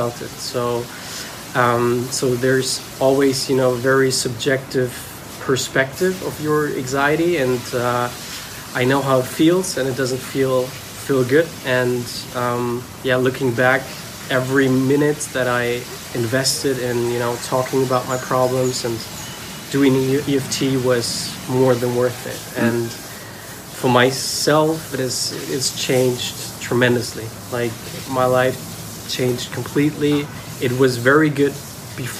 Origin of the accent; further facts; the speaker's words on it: Germany; I'm from Germany